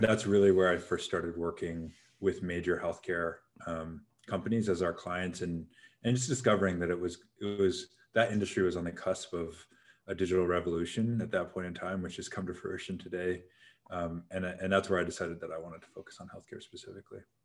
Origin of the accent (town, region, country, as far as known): Seattle, Washington, United States; born or raised there; moved away as an adult; also born or lived in California